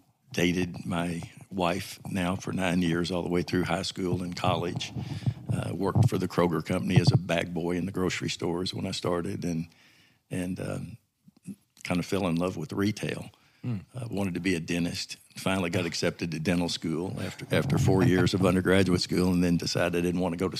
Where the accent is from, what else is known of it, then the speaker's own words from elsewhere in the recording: Louisville, Kentucky, United States; now in Arkansas, United States; I'm from Louisville, Kentucky. Family of five, older brother and younger sister.